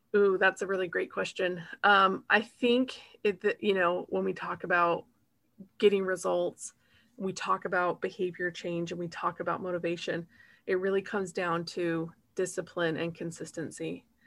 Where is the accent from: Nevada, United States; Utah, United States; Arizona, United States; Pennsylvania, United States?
Utah, United States; now in Kentucky, United States; I live in Kentucky and I'm from Utah